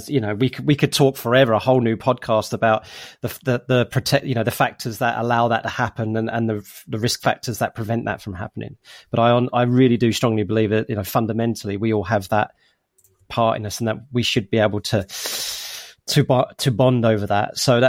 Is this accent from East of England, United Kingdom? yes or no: yes; East of England, United Kingdom; also born or lived in United States; So you know, I have some influences of being in America for a bit, so, and you know, I'm originally come from Essex, I've got Cockney parents, all that kind of stuff, and it's all formed my identity today.